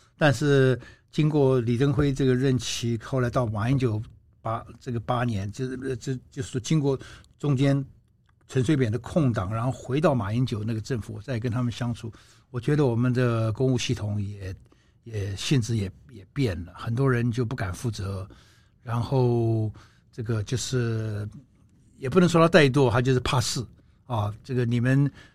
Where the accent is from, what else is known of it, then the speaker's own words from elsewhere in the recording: Taiwan; 台湾过去这三十年、四十年，我们玩这个选举的游戏，玩得很开心